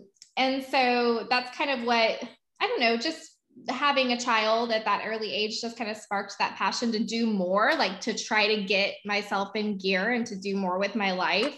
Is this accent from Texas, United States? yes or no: yes; Dallas, Texas, United States; also born or lived in Waco; now in Houston, United States; I'm originally from Dallas. I lived in Houston prior to moving to Waco and then came back.